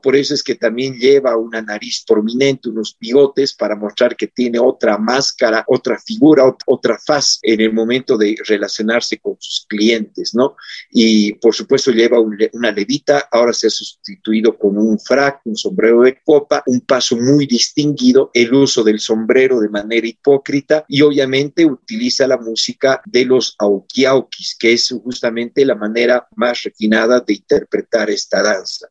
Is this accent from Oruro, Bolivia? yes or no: yes; Oruro, Bolivia; Yo soy muy orureño